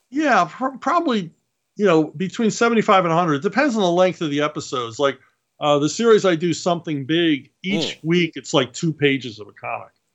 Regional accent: Philadelphia, Pennsylvania, United States; I grew up in Philadelphia.

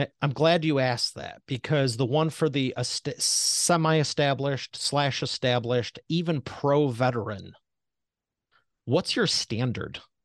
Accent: Detroit, Michigan, United States; I'm from Detroit Motor City

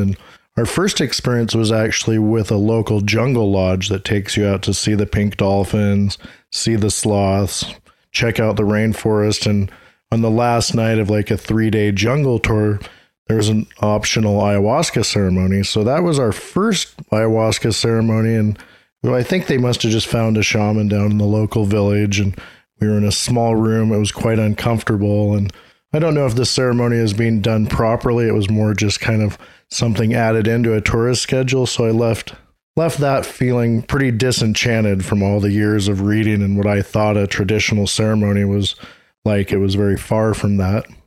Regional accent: Seattle, Washington, United States; also born or lived in Santa Cruz, California / Watsonville, California; now in Peru; I'm from the Seattle, Washington area

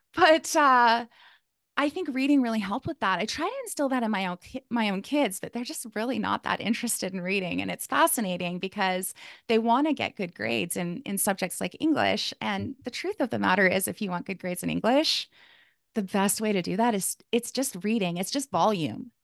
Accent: Calgary, Alberta, Canada; moved away as an adult; now in Kamloops, Canada; I was born in Calgary, Alberta, which is in Canada.

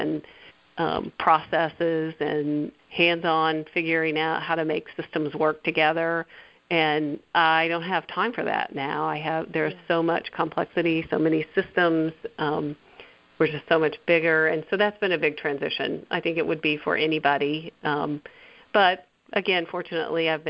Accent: Bolivar, Missouri, United States; I'm from here. I'm from Bolivar

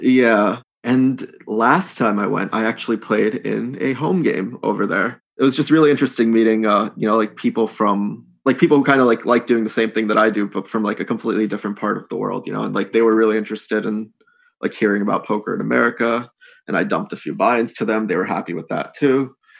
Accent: United States; accent: American; also born or lived in India; I can speak Hindi, but I, I speak it with a, uh, an American accent

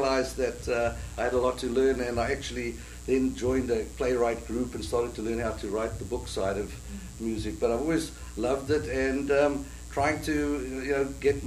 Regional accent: South Africa; moved away as an adult; now in New York, United States; I come from South Africa, and I immigrated to the States 32 years ago

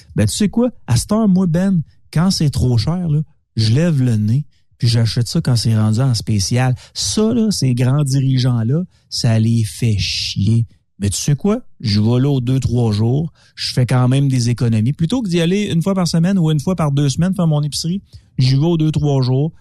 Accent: Quebec, Canada; en tant que Québécois

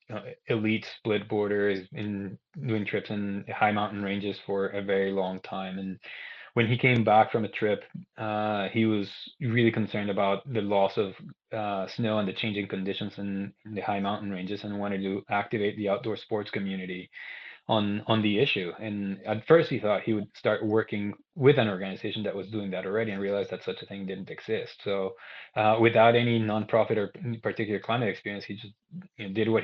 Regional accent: Guatemala; moved away as an adult; also born or lived in Arkansas / North Carolina / Australia / Ecuador; I'm originally from Guatemala. I grew up there. I was born and raised there

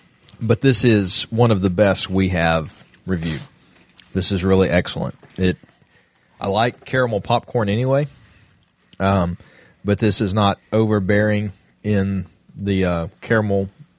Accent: Ireland; You're near my home country of Ireland.

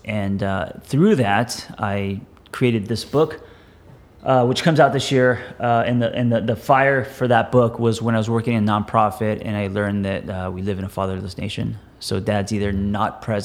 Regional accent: Los Angeles, California, United States; I grew up in Los Angeles

